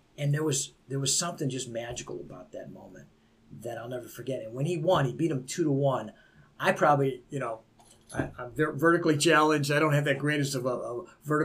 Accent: Beachwood, United States; I was raised in Beechwood. I was the only Italian that went there.

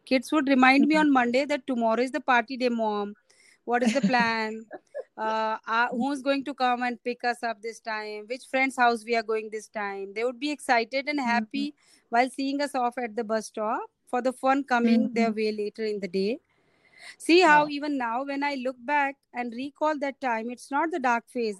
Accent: Rajasthan, India; I am from Rajasthan

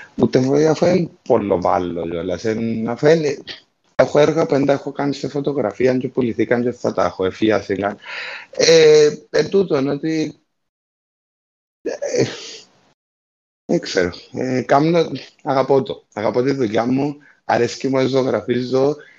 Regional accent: Larnaca, Larnaca District, Cyprus; moved away; also born or lived in England

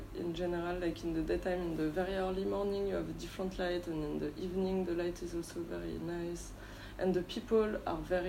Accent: France; English is a second language; moved away as an adult; also born or lived in Galway, Ireland / Barcelona, Spain / United States; now in Ho Chi Minh City, Vietnam; I grew up in France

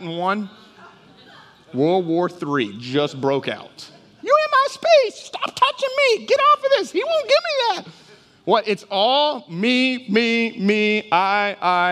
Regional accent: Texas, United States; also born or lived in Houston, Texas / Dallas, Texas; now in Jennings, United States; I grew up in Texas. City of Houston, grew up in Dallas, and then I came to Louisiana

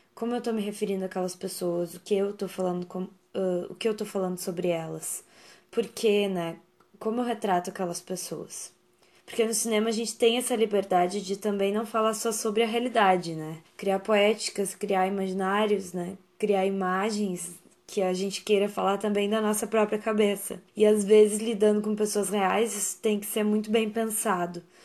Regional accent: São Lourenço do Sul, Rio Grande do Sul, Brazil; moved away as an adult; also born or lived in Pelotas; now in Porto Alegre, Brazil; eu nasci em São Lourenço do Sul, uma cidade próxima de Pelotas

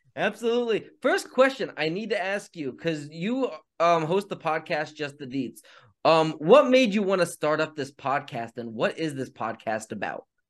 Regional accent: near Ashland, Pennsylvania, United States; right outside of Ashland. Again, another place that's about five minutes away from where I grew up, where my mom currently lives

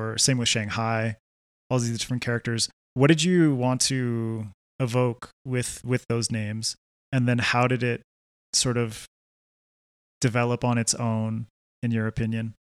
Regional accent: Canada; now in Quito, Ecuador; I grew up in Canada

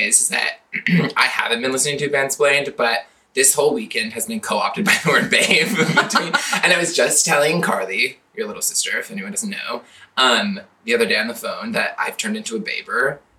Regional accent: Lynden, Washington, United States; moved away as an adult; also born or lived in San Diego, California; Located in Linden, Washington, my hometown. It's fun, rural. Well, fun might be a stretch, but like, it's a nice place.

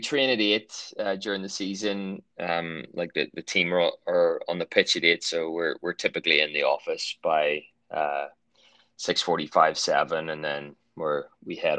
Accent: Bangor, Northern Ireland, United Kingdom; moved away as an adult; I was a sort of child of the 80s and 90s, growing up in Bangor

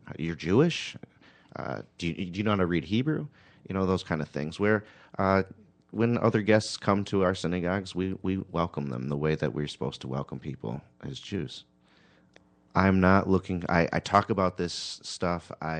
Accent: Honduras; born there; I was born in Honduras.

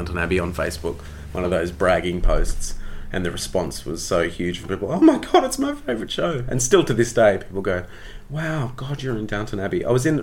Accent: Australia; accent: Australian; moved away as an adult; also born or lived in London, United Kingdom

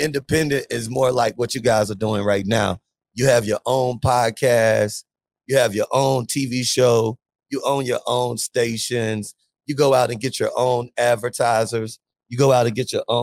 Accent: Biloxi, Mississippi, United States; also born or lived in Atlanta, Georgia; now in New Orleans, United States; I'm from New Orleans, I live in New Orleans, Louisiana. But I'm actually from Biloxi, Mississippi

